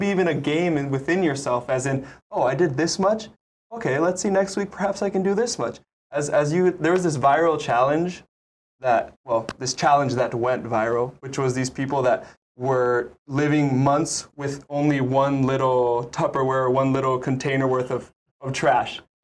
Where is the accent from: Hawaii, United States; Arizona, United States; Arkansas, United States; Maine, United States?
Hawaii, United States; Maui; now in Oahu, United States; I'm originally from Maui